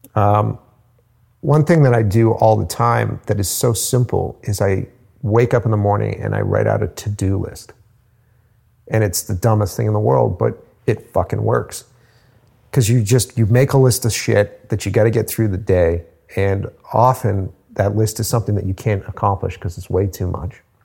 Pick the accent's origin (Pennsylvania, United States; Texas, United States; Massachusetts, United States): Massachusetts, United States; Cape Cod; moved away as an adult; now in Boston, United States; At the time, I was living on Cape Cod